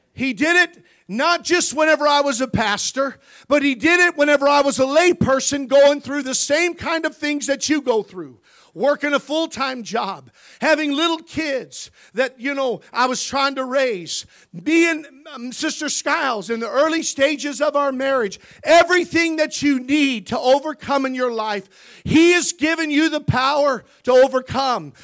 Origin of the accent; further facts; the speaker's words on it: Missouri, United States; We grew up in Missouri.